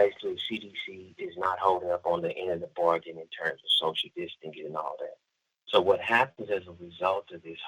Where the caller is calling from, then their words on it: California, United States; I am the founder of the United Black Family Scholarship Foundation, and I'm calling you from Solano State Prison in Northern California.